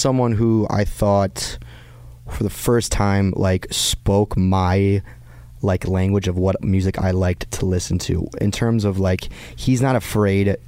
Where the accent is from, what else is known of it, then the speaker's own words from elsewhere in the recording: just outside Detroit, Michigan, United States; moved away as an adult; this was who I was growing up in Michigan, just outside Detroit.